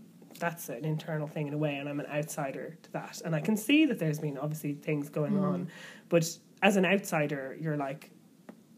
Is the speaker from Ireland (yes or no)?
yes; Ireland; as an Irish person